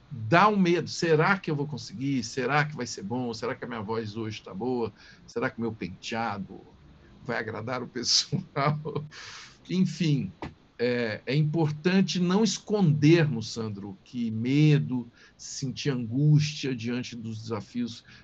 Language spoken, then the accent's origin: Portuguese; Tuverava, São Paulo, Brazil; E sou de Tuverava com muito orgulho. Quando eu falei de rádio, por exemplo, eu era aquele menininho lá de Tuverava, anos 60